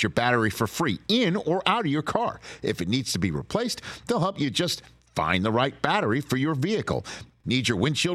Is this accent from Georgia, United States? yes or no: no; New York City, New York, United States; moved away; I'm still a native New Yorker